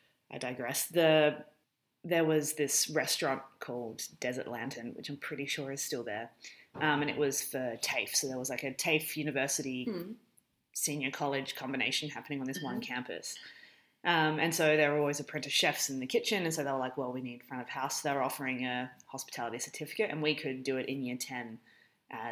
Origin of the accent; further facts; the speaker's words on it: Alice Springs, Northern Territory, Australia; moved away as an adult; having been born and raised in Alice Springs